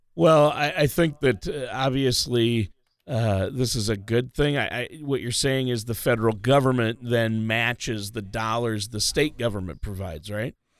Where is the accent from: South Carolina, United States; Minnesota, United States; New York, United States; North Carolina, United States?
Minnesota, United States; I grew up in Minnesota